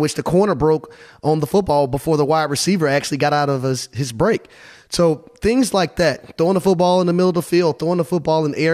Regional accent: Georgia, United States; I'm from Georgia. I'm from the dirty South

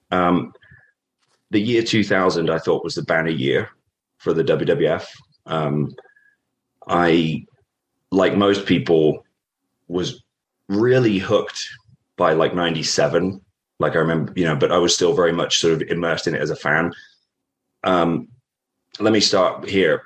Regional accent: Norfolk, East Anglia, East of England, United Kingdom; moved away; I grew up in Norfolk, uh, in on the east East Anglia in England.

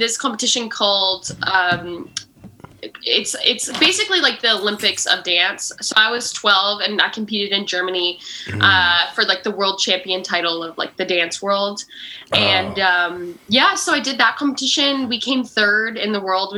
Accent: Canada; I'm from Canada.

